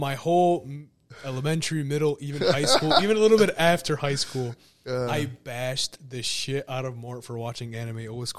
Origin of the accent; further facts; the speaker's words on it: Lebanon; moved away; I was born in Lebanon